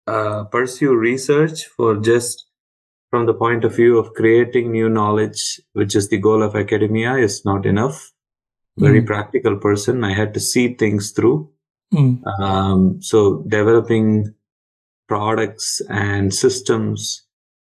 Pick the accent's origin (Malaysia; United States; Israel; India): India; Chennai, Tamil Nadu; moved away as an adult; I grew up in Chennai, in a typical middle-class, lower-middle-class kind of background